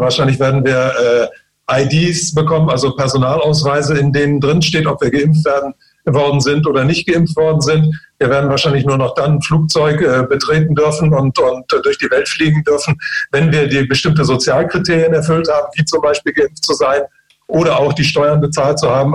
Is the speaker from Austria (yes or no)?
no; China; moved away; ich bin ja selbst in China geboren